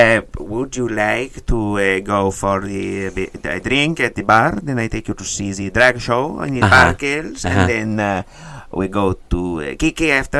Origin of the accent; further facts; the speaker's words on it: Derry, Northern Ireland, United Kingdom; I'm from Derry, and I love